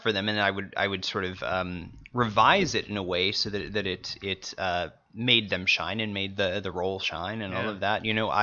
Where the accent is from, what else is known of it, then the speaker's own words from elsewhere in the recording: Missouri, United States; I'm from Missouri